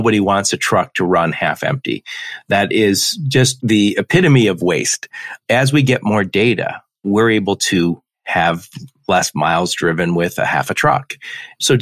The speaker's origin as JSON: {"language": "English", "town": "Detroit", "region": "Michigan", "country": "United States", "said": "I'm from the Detroit area"}